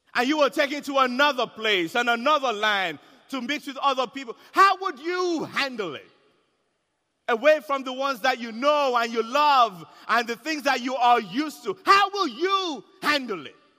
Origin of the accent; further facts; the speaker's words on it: Nigeria; I'm Nigerian